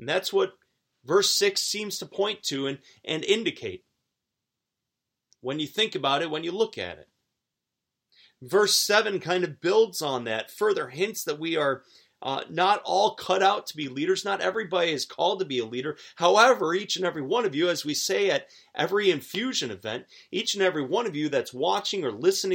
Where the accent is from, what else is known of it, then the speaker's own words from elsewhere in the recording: Williamsville, New York, United States; I grew up outside of Buffalo, a town called Williamsville.